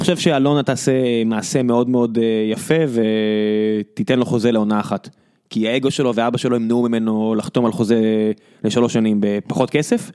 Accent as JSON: {"language": "Hebrew", "country": "Israel", "said": "אנחנו ישראלים"}